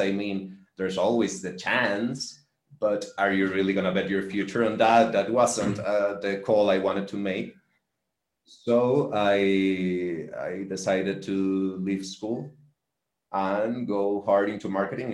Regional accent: Valencia, Carabobo, Venezuela; i am from Valencia as well

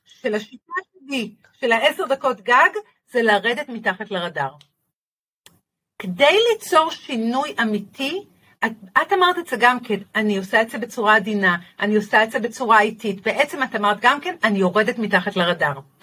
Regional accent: Haifa, Haifa District, Israel; בחיפה עיר, אה, עיר הולדתי

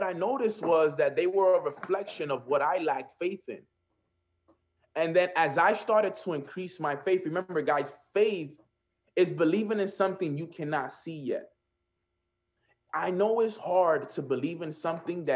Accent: New York City, New York, United States; I'm from Washington Heights

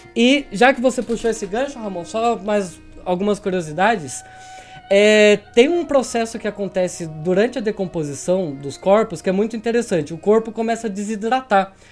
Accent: Tatuí, São Paulo, Brazil; Tatuí, minha terrinha

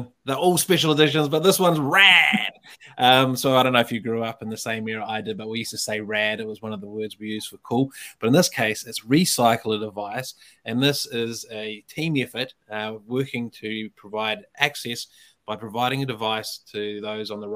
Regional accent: Dunedin, Otago, New Zealand; now in Auckland, New Zealand; I live in Auckland now, but I'm come from Otapoti or Dunedin

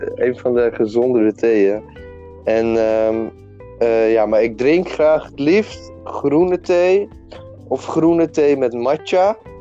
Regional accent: Almere, Flevoland, Netherlands; ik kom uit Almere. Ik ben een Almeerse jongen. En eh, ik ben 20 jaar. Ik ben bijna 21. En ik woon eigenlijk al mijn hele leven, zolang als ik herinnerde, eh, in Almere

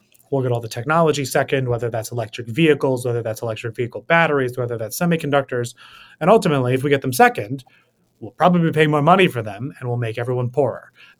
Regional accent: New York City, New York, United States; I'm born and raised in New York City.

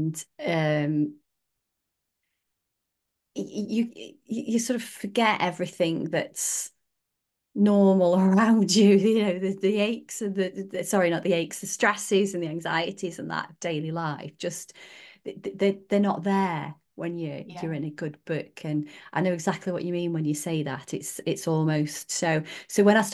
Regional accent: Staffordshire Moorlands, West Midlands, United Kingdom; I grew up in the Staffordshire Moorlands as well.

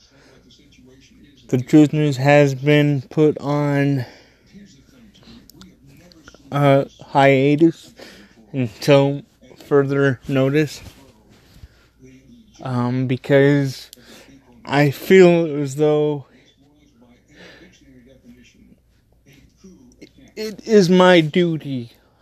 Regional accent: United States; I am an American

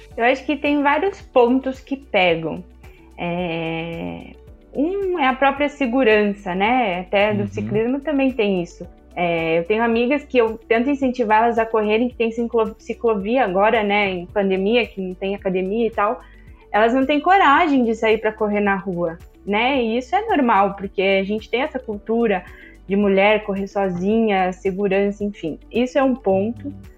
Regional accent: Curitiba, Paraná, Brazil; eu sou de Curitiba

